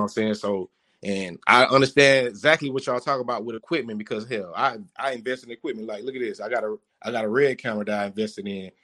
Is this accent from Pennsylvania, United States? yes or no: no; Miami, Florida, United States; I'm from Liberty City. I played at Miami High